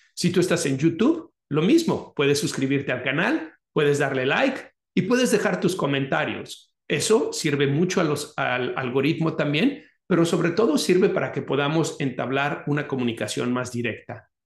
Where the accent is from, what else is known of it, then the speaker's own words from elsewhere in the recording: Guadalajara, Jalisco, Mexico; moved away; mi ciudad natal, que es Guadalajara